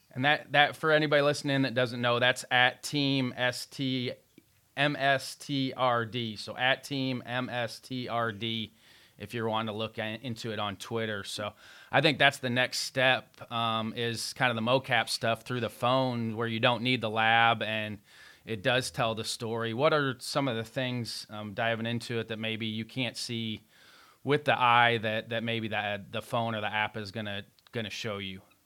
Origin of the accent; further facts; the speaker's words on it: Evansville, Indiana, United States; I grew up in Evansville, Indiana